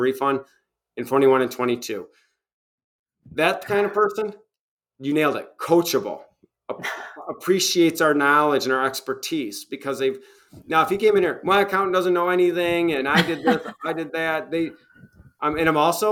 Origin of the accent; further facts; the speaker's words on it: Michigan, United States; now in Tennessee, United States; my home state of former home state of Michigan, and in here in Tennessee